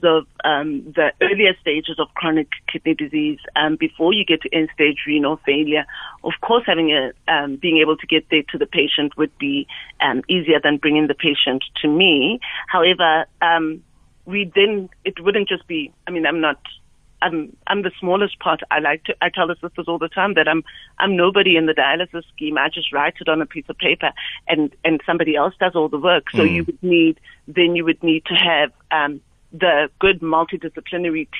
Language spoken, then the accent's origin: English; QwaQwa, Free State, South Africa; moved away; I'm originally from the Free State. I grew up in Kwakwa, and my parents live in Bloemfontein